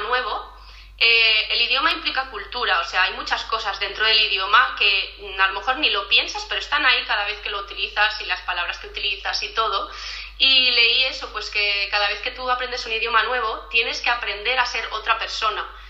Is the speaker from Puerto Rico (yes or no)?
no; Premià de Mar, Catalonia, Spain; moved away as an adult; also born or lived in Edinburgh; now in Utrecht, Netherlands; soy de un pueblecito cerca de Barcelona, de Premia de Mar